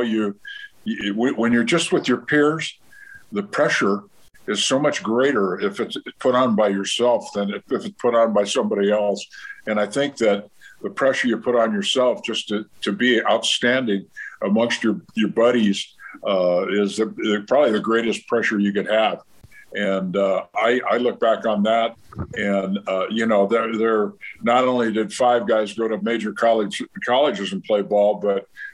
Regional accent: San Diego, California, United States; I ended up growing up in San Diego

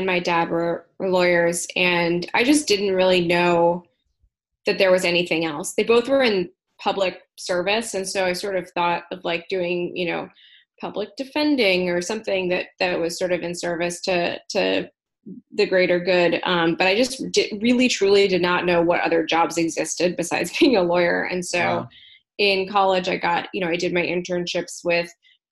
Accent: Berkeley, California, United States; also born or lived in Oakland, California; I grew up in Berkeley, California. Not too far from where I am right now, actually, in Oakland, California

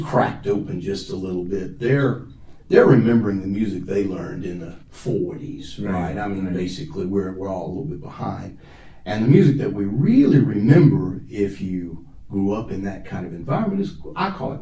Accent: Southwest, United States; moved away as an adult; now in Japan; I grew up kind of in Southwest

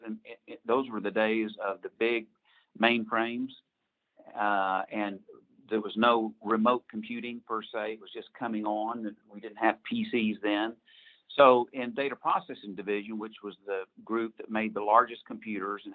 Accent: Fort Smith, Arkansas, United States; also born or lived in Dallas, Texas; I was born in Dallas, but from 2 years on, Fort Smith years.

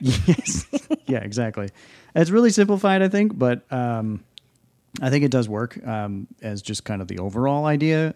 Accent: New England, United States; we're from the New England area

